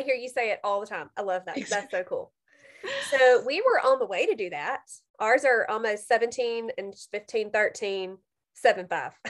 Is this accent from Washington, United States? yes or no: no; Mississippi, United States; accent: Mississippi Southern; I have a very Mississippi Southern accent